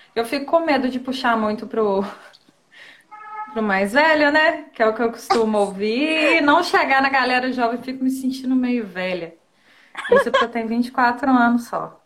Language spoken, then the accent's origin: Portuguese; Rodeiro, Minas Gerais, Brazil; moved away as an adult; now in Ubá, Brazil; Eu sou, eu sou de Rodeiro. Eu nasci em Rodeiro, mas eu moro em Ubá agora. Só que na quarentena eu tô passando na casa dos meus pais